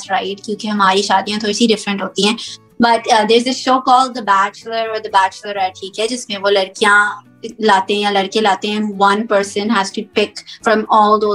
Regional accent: United States; moved away as an adult; also born or lived in Pakistan; I was born and raised here in America

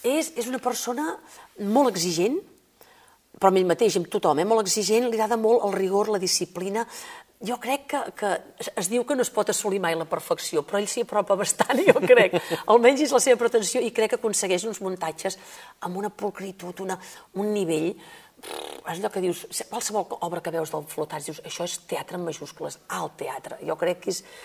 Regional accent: Igualada, Catalonia, Spain; also born or lived in Òdena; jo vinc d'Igualada

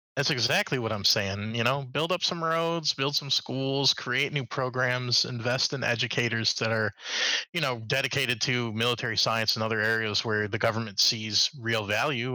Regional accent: Chicago, Illinois, United States; moved away; I specifically am from the Chicago uh, metro area, so I grew up uh, right by uh, United Center

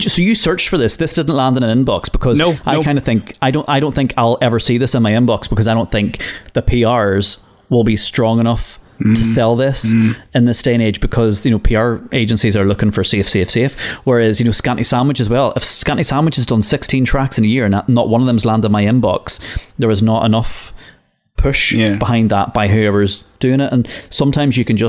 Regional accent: Limavady, Northern Ireland, United Kingdom; they adopt the accent, which is like people where I come from in Limavady. Some people think that I'm completely English and that I don't sound Northern Irish in the slightest.

